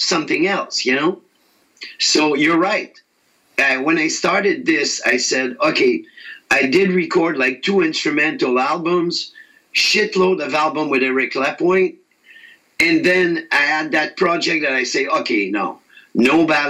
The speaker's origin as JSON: {"language": "English", "region": "Quebec", "country": "Canada", "said": "I'm from Quebec, Canada, which we're French-speaking."}